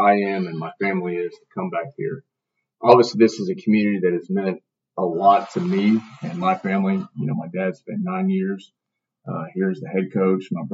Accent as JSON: {"language": "English", "town": "Victoria", "region": "Texas", "country": "United States", "tie": "born or raised there", "also_born_or_lived": "Cuero, Texas / New Caney, Texas / Houston, Texas / San Marcos, Texas", "moved": "as an adult", "said": "to come back here to my hometown"}